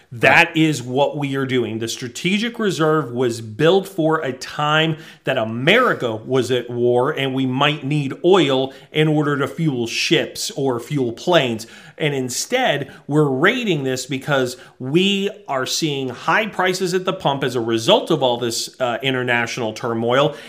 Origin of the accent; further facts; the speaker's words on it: New England, United States; I grew up in New England